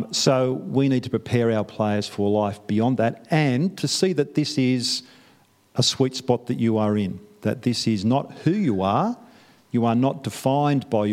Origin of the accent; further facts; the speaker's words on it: Newcastle, New South Wales, Australia; moved away as an adult; now in New Zealand; I'm from Newcastle